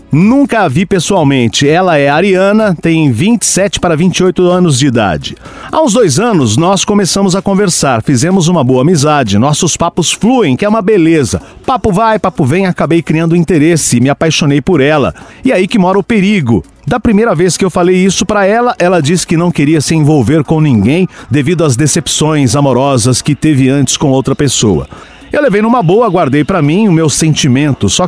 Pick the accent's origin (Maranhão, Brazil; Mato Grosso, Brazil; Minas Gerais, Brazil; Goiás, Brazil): Minas Gerais, Brazil; sou mineiro, 24 anos, do signo de Libra.